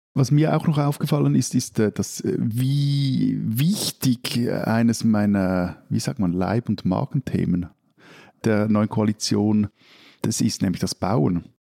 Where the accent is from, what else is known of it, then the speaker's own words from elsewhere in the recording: Switzerland; bin ich als Schweizer